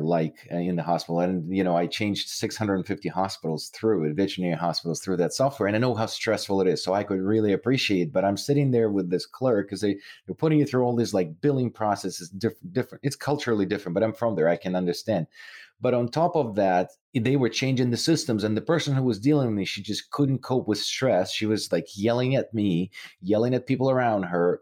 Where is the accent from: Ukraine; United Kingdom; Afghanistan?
Ukraine; moved away; I'm originally from Ukraine